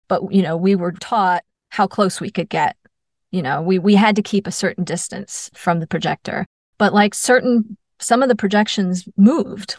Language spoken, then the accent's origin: English; New York, United States; I'm from New York